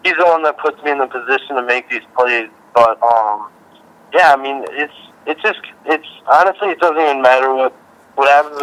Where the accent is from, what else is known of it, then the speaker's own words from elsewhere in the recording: Wisconsin, United States; growing up in Wisconsin